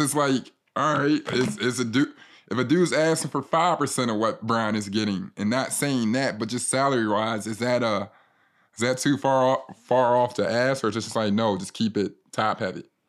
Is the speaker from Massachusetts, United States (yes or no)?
no; Philadelphia, Pennsylvania, United States; we're both from Philly